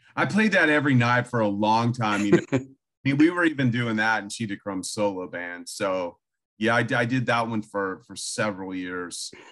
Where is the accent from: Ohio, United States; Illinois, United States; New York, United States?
Illinois, United States; moved away; also born or lived in Austin, Texas / California; I grew up in Illinois, pretty much in a cornfield in the middle of nowhere